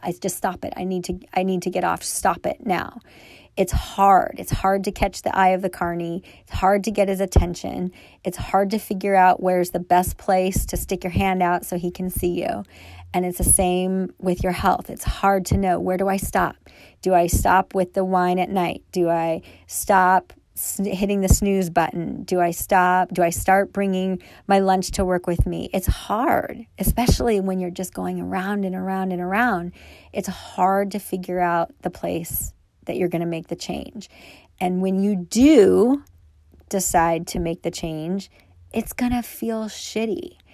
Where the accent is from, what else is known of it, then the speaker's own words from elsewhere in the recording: Thousand Oaks, California, United States; I grew up in Thousand Oaks, California, which is in Southern California